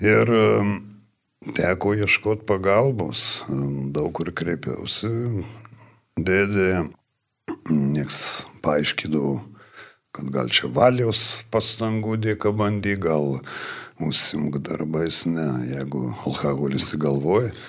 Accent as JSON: {"language": "Lithuanian", "town": "Marijampolė", "region": "Marijampolė County", "country": "Lithuania", "moved": "yes", "said": "esu iš Marijampolės"}